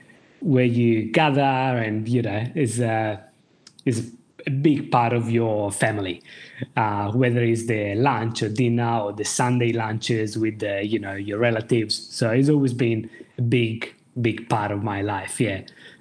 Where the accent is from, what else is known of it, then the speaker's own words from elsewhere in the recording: Pesaro, Marche, Italy; moved away; I'm from Pesaro, which is a kind of little town on the east coast of Italy. So near, let's say, just to give a rough idea, about an hour and a half from Bologna, which is kind of the major city.